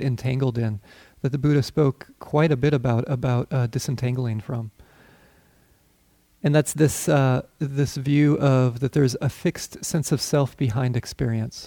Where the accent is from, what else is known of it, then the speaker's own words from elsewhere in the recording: Colorado, United States; I grew up in Colorado